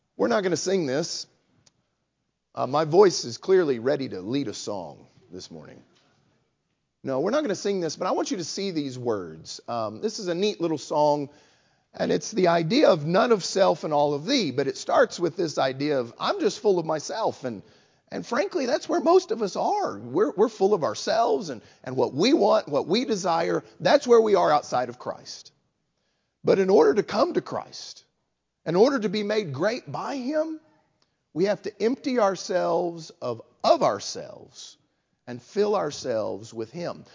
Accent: West Texas, United States; moved away; I grew up in West Texas

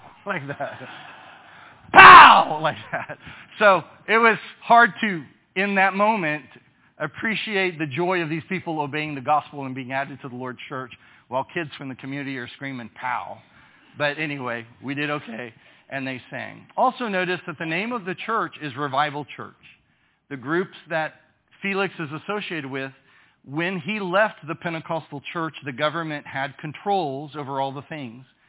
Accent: United States; I am from the United States.

